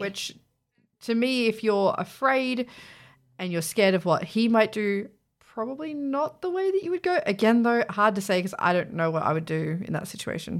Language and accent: English; Australia; we're Australian, so we say Z.